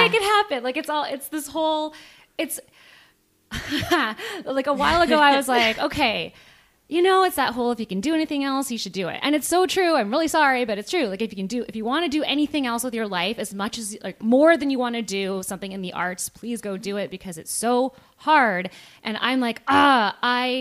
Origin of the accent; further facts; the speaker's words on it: just outside of Vancouver, BC, British Columbia, Canada; moved away as an adult; also born or lived in California / Los Angeles, United States; I was born in California, but raised in mostly in just outside of Vancouver, BC.